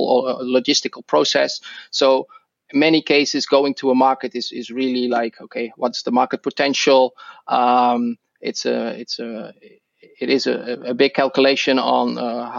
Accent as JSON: {"language": "English", "country": "Netherlands", "accent": "Dutch", "second_language": "English", "moved": "as an adult", "lives_now": "Seattle, United States", "said": "I'm originally Dutch, so that's my accent."}